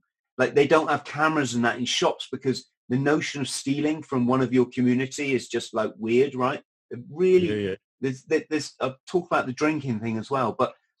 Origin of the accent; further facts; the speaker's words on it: United Kingdom; The other thing, which especially as a Brit, which is quite interesting, is you don't drink during the week.